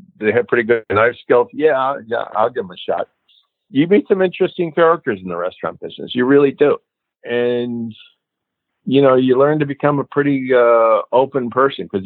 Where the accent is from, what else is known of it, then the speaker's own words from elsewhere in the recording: Wilmette, Illinois, United States; we grew up in Wilmette